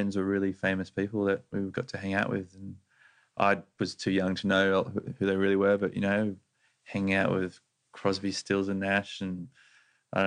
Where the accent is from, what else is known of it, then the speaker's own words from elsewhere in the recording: Sydney, New South Wales, Australia; I grew up in the northern beaches of Sydney